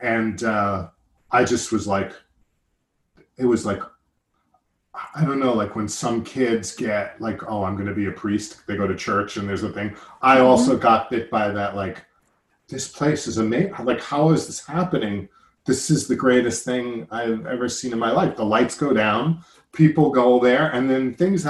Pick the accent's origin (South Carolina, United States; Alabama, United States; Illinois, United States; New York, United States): New York, United States; Massapequa; And I can relate a little bit growing up in Massapequa, Long Island. I also had some issues with the way I talked.